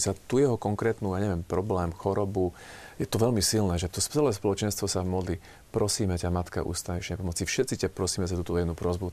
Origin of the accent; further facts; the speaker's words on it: Slovakia; also born or lived in Bratislava; My sme Slováci